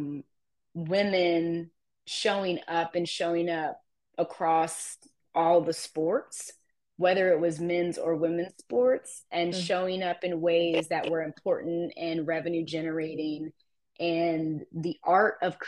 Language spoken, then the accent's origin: English; Columbus, Ohio, United States; moved away as an adult; also born or lived in Florida; now in North Carolina, United States; my hometown of Columbus